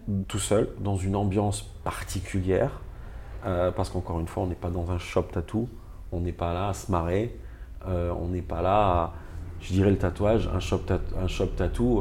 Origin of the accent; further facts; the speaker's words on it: Nice, Provence-Alpes-Côte d'Azur, France; Je reviens, euh, chez moi en France, dans ma ville à Nice